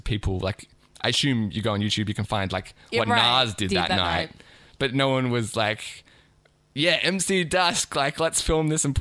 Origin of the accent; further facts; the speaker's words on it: Australia; as an Australian